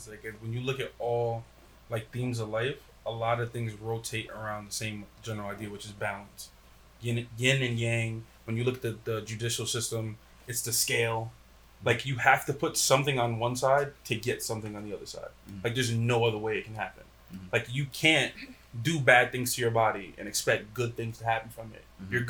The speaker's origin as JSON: {"language": "English", "town": "Paterson", "region": "New Jersey", "country": "United States", "tie": "born or raised there", "said": "growing up in Patterson, you see so much drug dealing and killing, all this other stuff"}